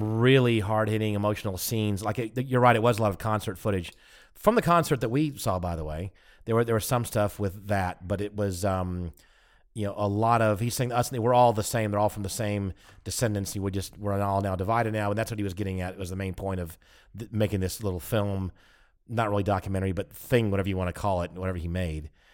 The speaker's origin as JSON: {"language": "English", "country": "United States", "said": "we're American"}